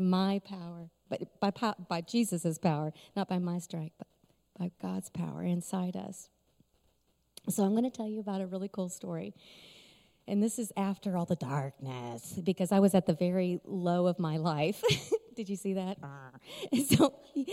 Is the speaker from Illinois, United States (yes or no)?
no; Sturgis, Michigan, United States; I'm Sturgis